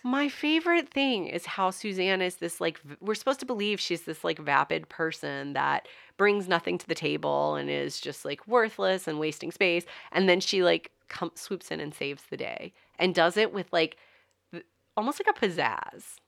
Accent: the South, Southern United States, United States; accent: Southern; you can't understand my Southern accent.

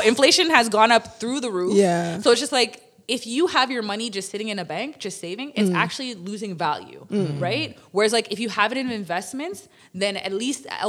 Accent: Toronto, Ontario, Canada; as a young girl, I grew up in Toronto community housing

